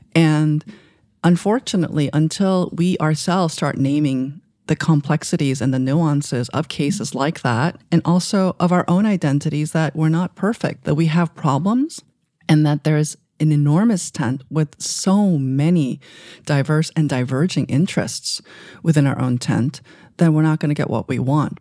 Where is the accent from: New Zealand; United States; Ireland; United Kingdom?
United States; New York City, New York; also born or lived in Asia; when I was growing up in Queens